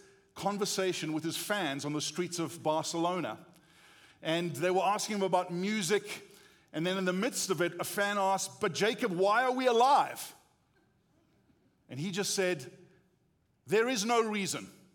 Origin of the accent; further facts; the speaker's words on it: South Africa; accent: South African; moved away as an adult; now in United States; we grew up in South Africa